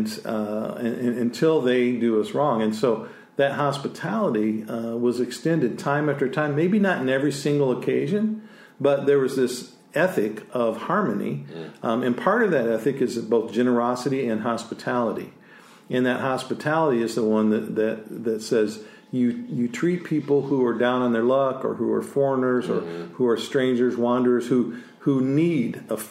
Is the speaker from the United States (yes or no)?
yes; United States; I was born in the United States of America.